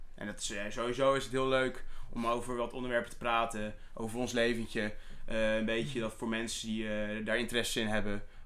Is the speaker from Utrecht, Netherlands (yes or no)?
yes; Soest, Utrecht, Netherlands; ik ben 21 jaar oud. Eh, ik kom uit Soest